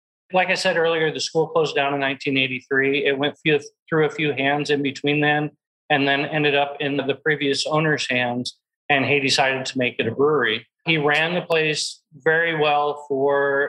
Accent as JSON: {"language": "English", "region": "Iowa", "country": "United States", "tie": "born or raised there", "moved": "yes", "lives_now": "Texas, United States", "said": "I grew up in Iowa myself"}